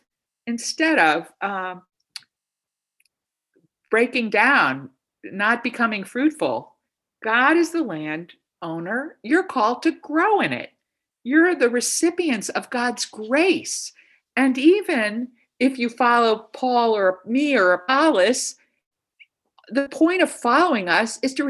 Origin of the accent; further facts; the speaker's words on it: New York, United States; moved away; I'm from New York, so I would say I'm from New York